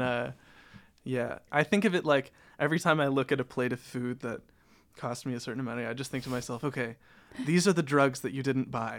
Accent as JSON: {"language": "English", "town": "Toronto", "region": "Ontario", "country": "Canada", "tie": "born or raised there", "also_born_or_lived": "Amsterdam", "moved": "as an adult", "said": "I grew up in Toronto, and Toronto is one of the most multicultural cities in the world."}